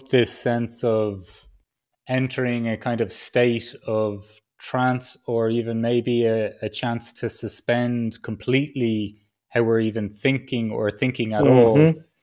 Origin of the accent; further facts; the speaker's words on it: Ireland; growing up as an Irish man